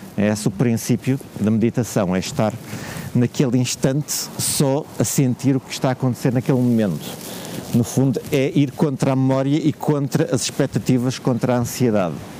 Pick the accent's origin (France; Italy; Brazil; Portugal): Portugal; Porto, Norte; venho do Porto